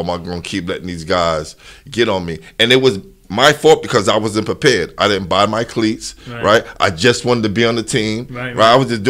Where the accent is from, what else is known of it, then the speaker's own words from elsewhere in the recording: New York City, New York, United States; I'm from Crown Heights, but people know me from being from Brevoort.